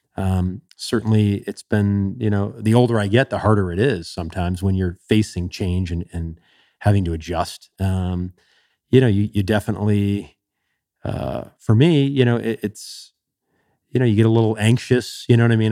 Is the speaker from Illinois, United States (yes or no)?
yes; Chicago, Illinois, United States; growing up in Chicago